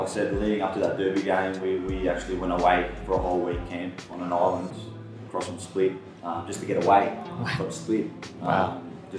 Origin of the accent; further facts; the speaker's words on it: Canberra, Australian Capital Territory, Australia; moved away; growing up in Canberra